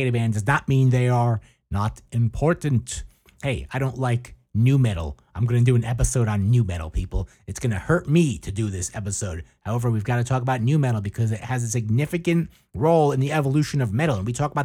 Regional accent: United States

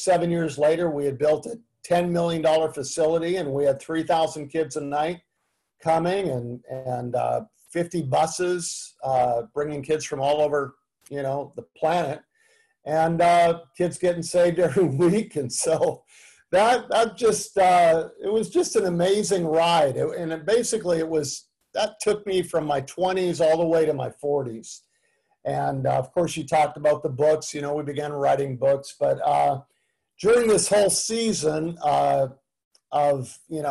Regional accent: Canada; moved away as an adult; also born or lived in Tulsa, Oklahoma; now in United States; I grew up in Canada. I'm a Canadian

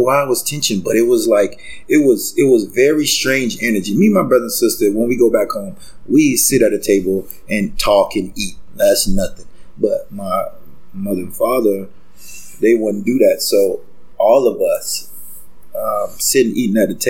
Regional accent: Gainesville, Florida, United States; moved away as an adult; now in Toronto, Canada; I was born and raised in Gainesville, Florida

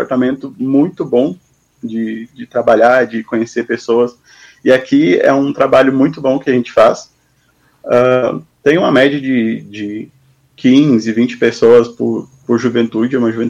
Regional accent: Dois Irmãos, Rio Grande do Sul, Brazil; also born or lived in Palmeira das Missões, Rio Grande do Sul; Eu sou natural de Palmeira das Missões, no Rio Grande do Sul. Uh, mas eu vivi pouco tempo lá, vivi dois anos, e logo depois eu fui para Dois Irmãos, também no Rio Grande do Sul. Então, ah. sou mais dois irmonenses

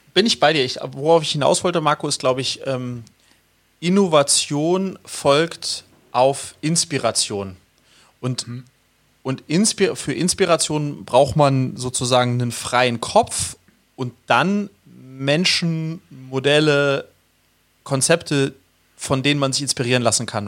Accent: Sweden; als Schwede

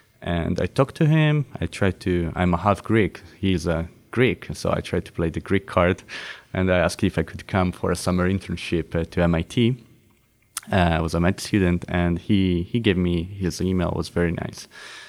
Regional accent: Milan, Lombardy, Italy; So I remember I attended a conference by chance in my hometown in Milano

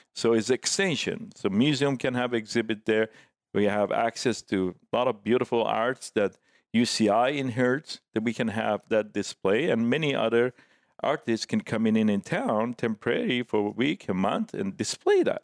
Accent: Tehran, Tehran Province, Iran; English is a second language; also born or lived in San Diego / Orange County; now in Laguna Beach, United States; back in Tehran when I grew up, uh, as a young man

